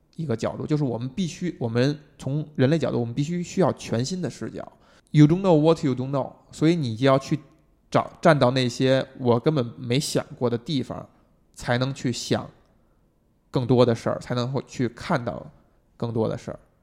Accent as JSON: {"language": "Chinese", "country": "China", "said": "我们中国人这么勤劳聪明"}